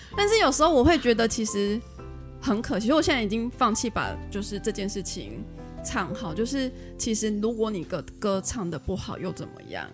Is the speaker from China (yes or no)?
no; Taiwan; accent: Taiwanese Mandarin; 我的发音很台湾国语